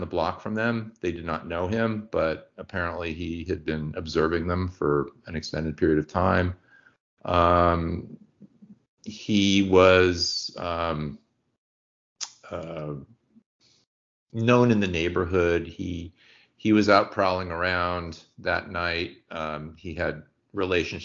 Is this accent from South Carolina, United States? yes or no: no; San Francisco, California, United States; We grew up in San Francisco, lived in the Richmond District